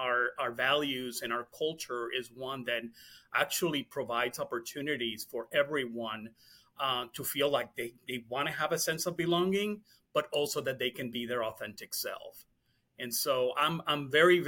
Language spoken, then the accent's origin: English; Puerto Rico; I was born and raised in Puerto Rico